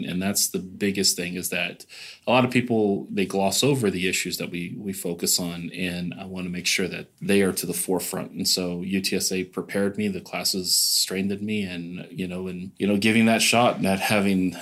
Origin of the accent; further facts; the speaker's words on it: Belton, Texas, United States; moved away as an adult; now in San Antonio, United States; I'm originally from Belton, Texas